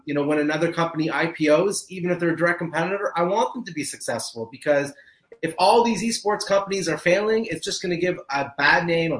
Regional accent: Canada; I am Canadian

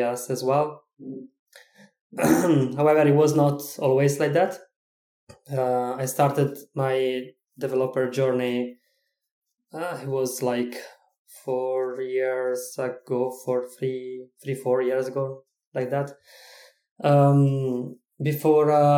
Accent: Italy; English is a second language; moved away as an adult; now in Czech Republic; I am originally from Italy, but I am living in Czech Republic right now

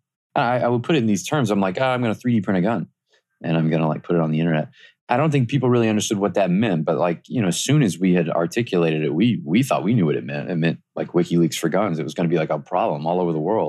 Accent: the South, United States; I grew up in the South

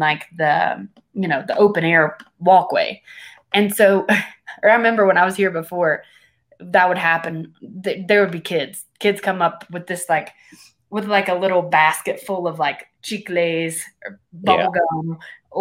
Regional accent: United States; moved away as an adult; now in Guatemala; I'm an American

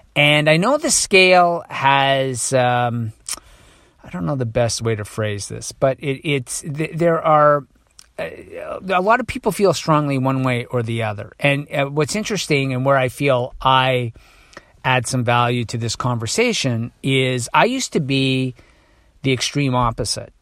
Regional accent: Toronto, Ontario, Canada; I'm from Toronto

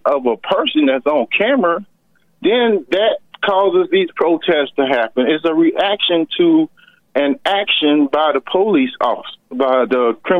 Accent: rural Georgia, United States; I grew up in Georgia, in rural Georgia. Okay, I had some experiences growing up in rural Georgia.

